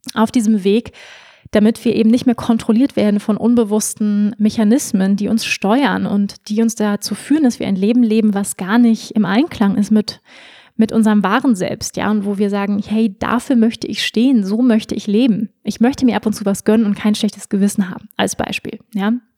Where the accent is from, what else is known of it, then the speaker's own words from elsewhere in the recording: Germany; moved away; also born or lived in Bali; wenn man im Ausland ist, merkt man dann erstmal, wie deutsch man dann eigentlich doch ist